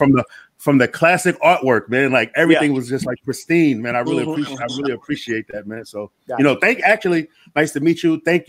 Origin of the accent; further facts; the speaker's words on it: New York City, New York, United States; I'm from New York City, Queensbridge